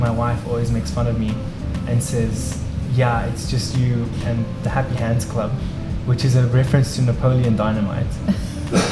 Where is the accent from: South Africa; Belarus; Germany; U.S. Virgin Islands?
South Africa; Mpumalanga; born or raised there; moved away as an adult; now in United States